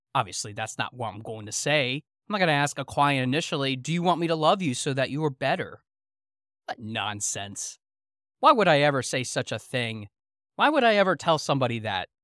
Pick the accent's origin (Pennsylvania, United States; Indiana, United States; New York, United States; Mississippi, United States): Pennsylvania, United States; Pennsylvania Dutch country, United States; growing up in Pennsylvania Dutch country